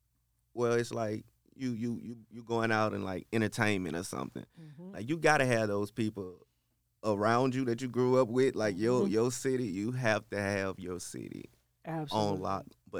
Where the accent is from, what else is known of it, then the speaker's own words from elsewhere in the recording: Shreveport, Louisiana, United States; From Shreveport, Louisiana. Yes, born and raised. In the Queensboro area. I attended high school at Fair Park High.